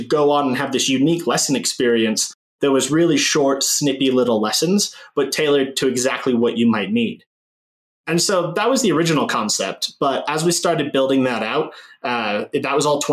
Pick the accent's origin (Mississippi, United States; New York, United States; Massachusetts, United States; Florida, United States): Massachusetts, United States; just outside of Boston; When I moved to the States, I was about 3 years old when we moved out here. So I grew up mostly just outside of Boston